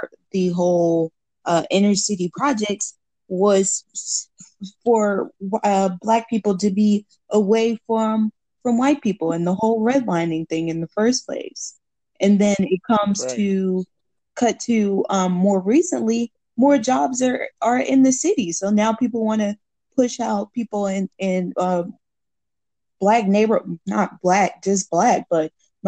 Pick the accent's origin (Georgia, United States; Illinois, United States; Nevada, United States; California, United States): Georgia, United States; Atlanta; I grew up in University Homes, which was like one of the first projects of Atlanta.